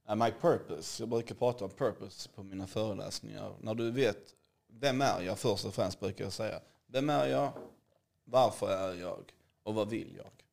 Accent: Hässleholm, Skåne, Sweden; moved away; also born or lived in Bahamas; Jag är uppväxt i Skåne, i Hässleholm

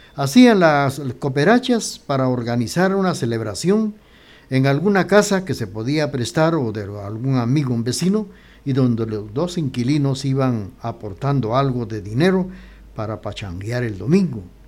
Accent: Guatemala; also born or lived in Quetzaltenango

